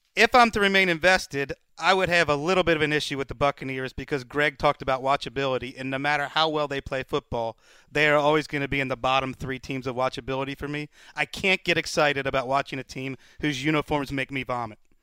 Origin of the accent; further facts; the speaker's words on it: Cincinnati, Ohio, United States; growing up in Cincinnati